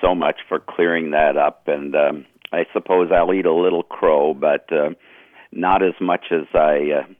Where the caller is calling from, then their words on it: Clintonville, Wisconsin, United States; I'm calling from Clintonville, Wisconsin.